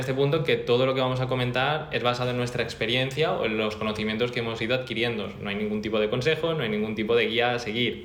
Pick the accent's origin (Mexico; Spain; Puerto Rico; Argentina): Spain; Mallorca, Balearic Islands; moved away as an adult; also born or lived in Barcelona; yo soy un chico de Mallorca que me vine a estudiar a Barcelona